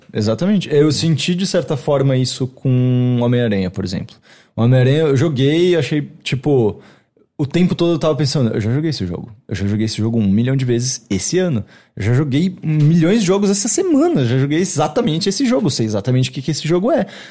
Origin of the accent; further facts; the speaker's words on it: Brazil; Sou brasileiro demais